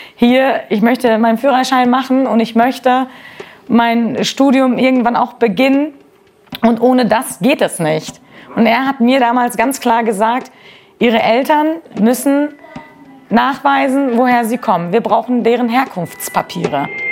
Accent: Germany; das ist meine Heimat

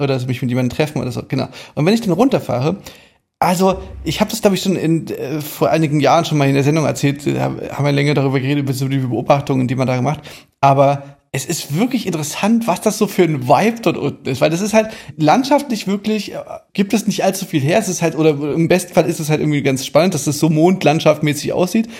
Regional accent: Germany; bei uns in Deutschland

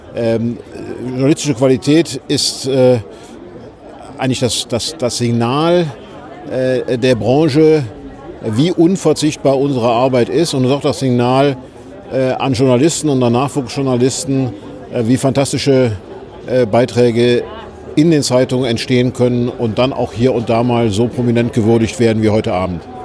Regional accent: Rhineland, Germany; Ich sage das als Rheinländer.

